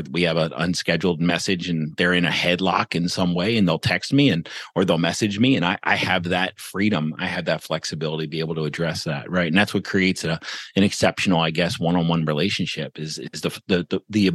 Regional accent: Baltimore, Maryland, United States; moved away as an adult; also born or lived in Portland, Oregon / St. Louis; I grew up, born and raised in Baltimore, Maryland

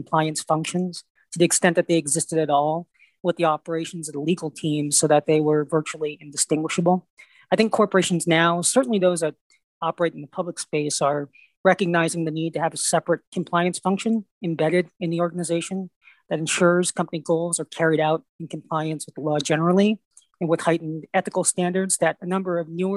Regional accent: Rhode Island, United States; I grew up in Rhode Island, so I'm familiar with the Ocean State

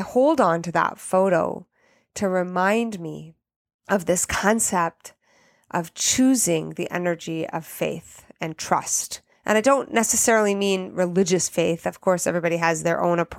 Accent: Canada; moved away as an adult; also born or lived in Italy; I'm Canadian and learned French in school

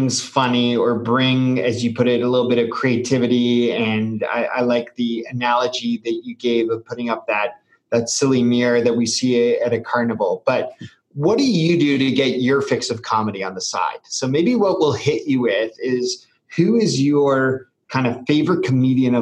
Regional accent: Canada; a Canadian

